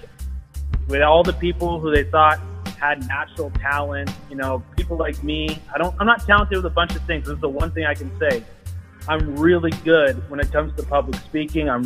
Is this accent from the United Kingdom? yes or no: no; Ethiopia; now in United States; I come from Africa, Ethiopia